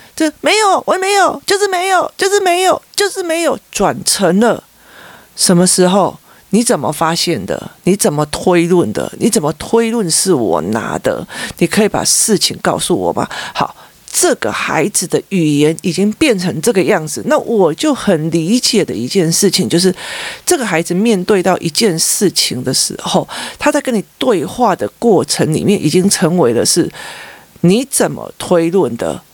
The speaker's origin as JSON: {"language": "Chinese", "region": "Taipei", "country": "Taiwan", "said": "我是台北市市民，我是台湾的国民，哈，我是台湾人"}